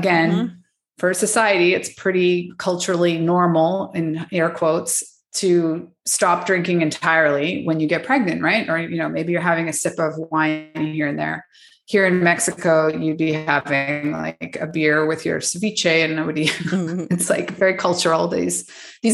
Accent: Canada; moved away; I'm actually from Canada

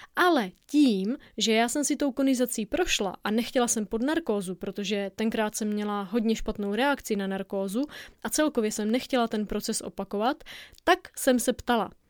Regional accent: Moravia, Czechia; Já zaprvé jsem z Moravy

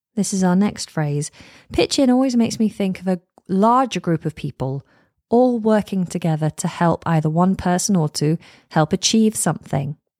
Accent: United Kingdom; I'm British

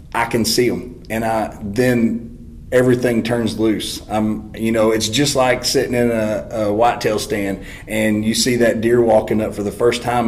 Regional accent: Texas, United States; I'm from Texas and there's not a lot of mountains

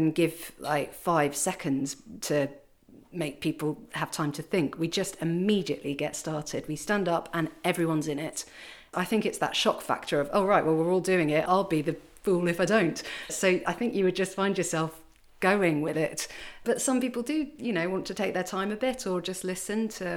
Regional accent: Kent, South East England, United Kingdom; moved away as an adult; also born or lived in Paris, France; I'm originally from Kent

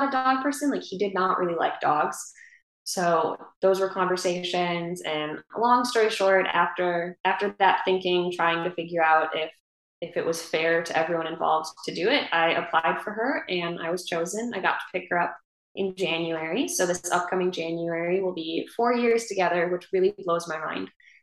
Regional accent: Wisconsin, United States; moved away; up in Wisconsin, in my hometown where my parents live.

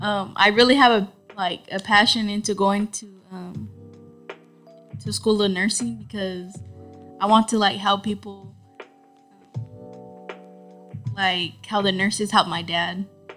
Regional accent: Stockton, California, United States; I'm 17 years old, and I grew up in South and East Side Stockton.

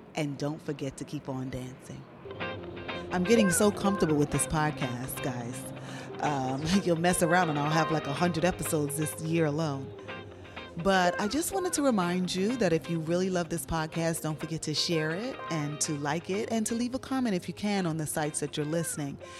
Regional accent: New York City, New York, United States; Growing up in Brooklyn, New York

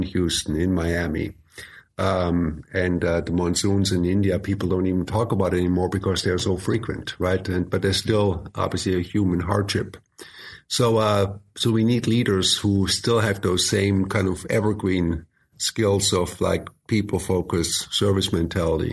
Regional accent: Germany; moved away; also born or lived in United States; So I spent decades in the U.S. I was born and raised in Germany, but I am a U.S. citizen.

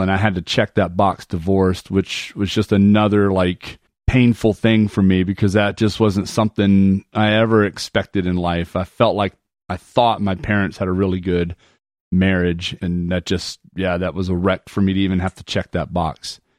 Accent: Panama; born there; also born or lived in Germany / Arizona / Texas / Atlanta; My dad was in the military, and so we've lived pretty much around the world. I was born in Panama, Central America. We lived in Germany, Arizona, Texas. Finally landed in Atlanta

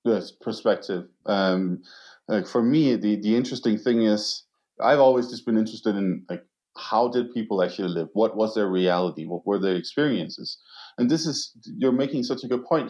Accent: Aarhus, Central Denmark Region, Denmark; my hometown, Aarhus

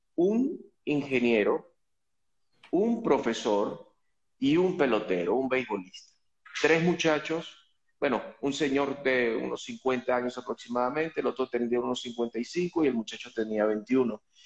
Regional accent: Venezuela; now in Mexico City, Mexico; como venezolano

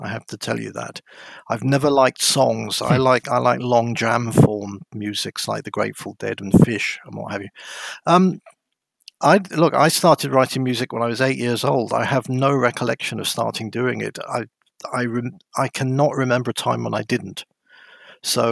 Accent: Dover, South East England, United Kingdom; moved away as an adult; also born or lived in London / Tuscany / West Berlin; now in Australia; I grew up in Dover on the coast of Kent.

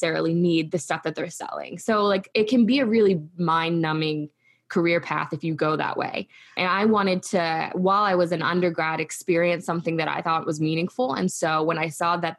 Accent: Frostburg, Maryland, United States; I was raised in Western Maryland

